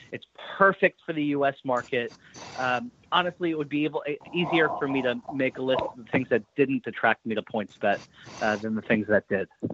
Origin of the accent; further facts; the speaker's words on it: New York, United States; moved away; also born or lived in Boston; I grew up in New York. I went to school in Boston. I lived there for a number of years.